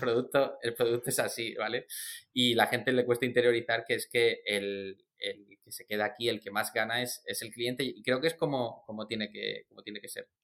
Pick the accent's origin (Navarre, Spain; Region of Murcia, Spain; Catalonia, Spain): Region of Murcia, Spain; Murcia; soy del sur, que soy de Murcia